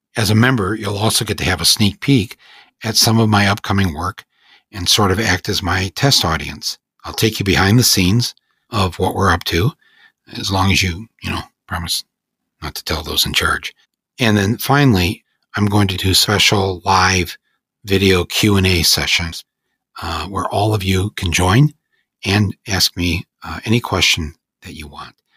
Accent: United States; I feel I have a responsibility as an American to speak out

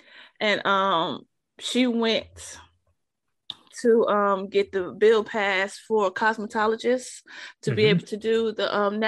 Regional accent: New York City, New York, United States; growing up in New York, like, in the 80s and like, you know, early 90s and stuff, most everywhere I went, because I'm from originally from Harlem.

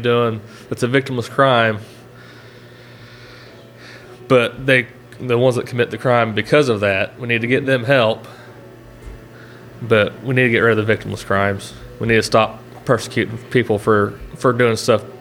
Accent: Oklahoma, United States; I'm from Oklahoma

